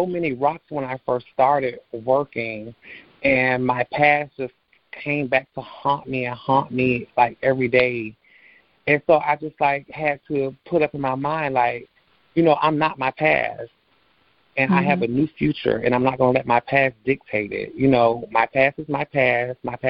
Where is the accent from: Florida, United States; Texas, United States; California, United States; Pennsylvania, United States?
Florida, United States; Orlando; I was born and raised here in Orlando, Florida